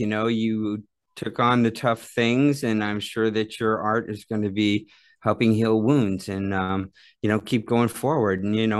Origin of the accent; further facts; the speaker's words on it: Phoenix, Arizona, United States; I'm from Phoenix